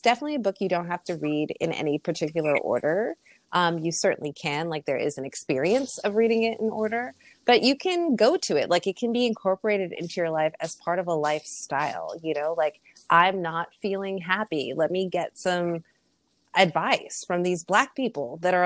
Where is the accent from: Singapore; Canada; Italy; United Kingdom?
Canada; Being Canadian, thought that, oh, those years of French that I had growing up, that'll cover me